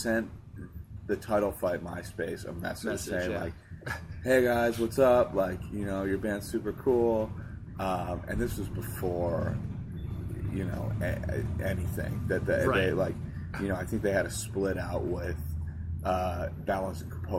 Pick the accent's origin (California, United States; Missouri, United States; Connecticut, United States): Connecticut, United States; Hartford; I was born in Hartford. Okay. And grew up.